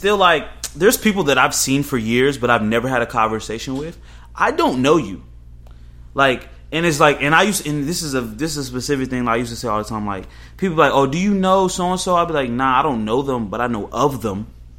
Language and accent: English; Northern Virginia, United States; I was raised in Northern Virginia with a mother who made this much money and a grandfather who did this and a grandmother who did that.